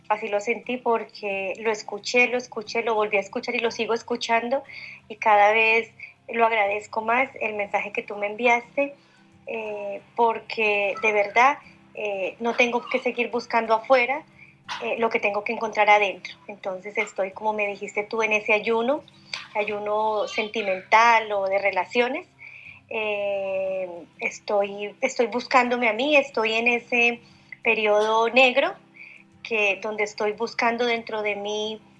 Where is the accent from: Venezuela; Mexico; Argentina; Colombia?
Colombia; now in Chile; Nuevamente yo … te estoy llamando desde Chile. Yo soy colombiana y te escribí hace un par de meses.